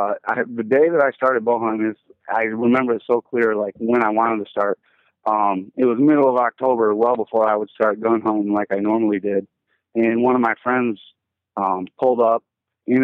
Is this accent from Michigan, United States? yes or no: yes; Nashville, Michigan, United States; I'm from Nashville, Michigan, which is a real little town. We don't even have a stoplight or anything. Pretty country, you know, pretty much everybody around there hunts.